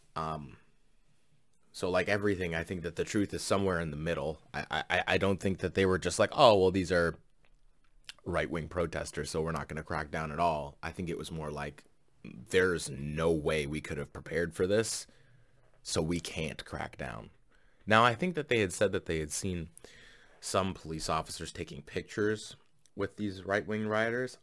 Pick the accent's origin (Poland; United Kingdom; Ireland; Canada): Canada; as a Canadian living right next to America